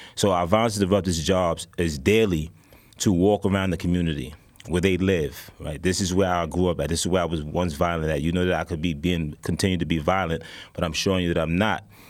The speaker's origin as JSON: {"language": "English", "town": "New York City", "region": "New York", "country": "United States", "said": "I'm from downtown Brooklyn. I'm actually from Whitehall, Gowanus houses"}